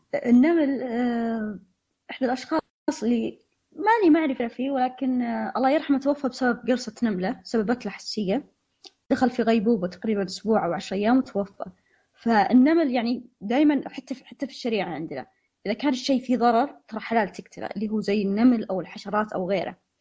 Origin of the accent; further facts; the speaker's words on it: Saudi Arabia; هنا عندنا في السعوديه